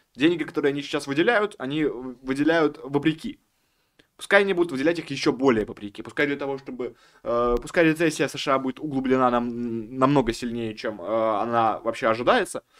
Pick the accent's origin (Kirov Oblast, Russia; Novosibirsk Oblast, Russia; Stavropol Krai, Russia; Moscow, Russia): Moscow, Russia; как москвич говорю